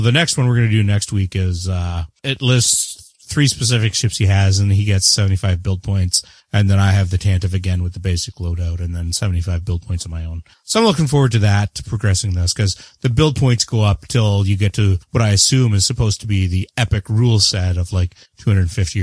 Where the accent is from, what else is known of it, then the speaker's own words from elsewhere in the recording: Canada; I am the Canadian.